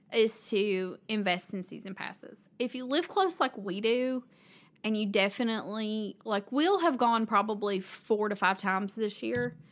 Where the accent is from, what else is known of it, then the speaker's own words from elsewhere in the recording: Kingsport, Tennessee, United States; I grew up in Kingsport, which is kind of near where we are in Johnson City